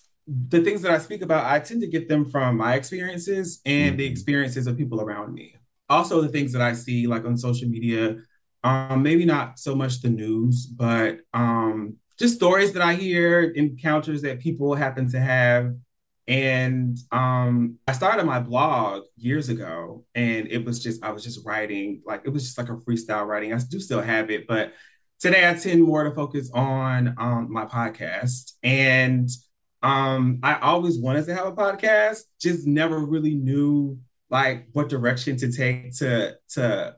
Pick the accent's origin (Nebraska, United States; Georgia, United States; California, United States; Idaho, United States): Georgia, United States; Atlanta; now in Los Angeles, United States; I'm originally from Atlanta, but I've been in LA for 9 years.